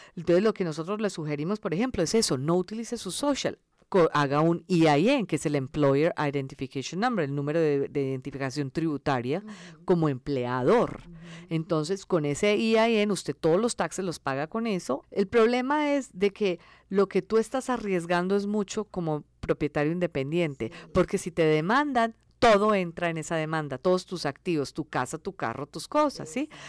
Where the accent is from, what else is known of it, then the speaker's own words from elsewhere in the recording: Medellín, Antioquia, Colombia; first language Spanish; moved away as an adult; also born or lived in India; now in Los Angeles, United States; nací en la India, todos somos de la India, entonces cuando, cuando yo tenía cinco años nos fuimos para Colombia y yo crecí en Colombia, en Medellín